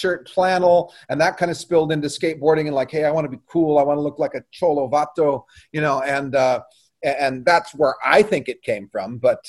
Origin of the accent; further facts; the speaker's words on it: United States; as an American